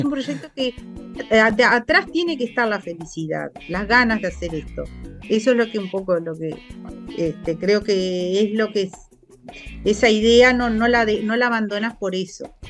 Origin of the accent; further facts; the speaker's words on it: Tacuarembó, Uruguay; yo soy de Tacuarembó, mi familia es de Tacuarembó.